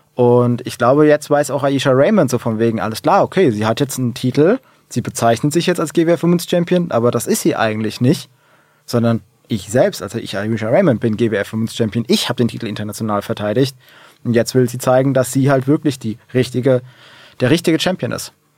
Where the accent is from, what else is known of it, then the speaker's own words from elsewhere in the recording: Hesse, Germany; Ich bin froh, Hesse zu sein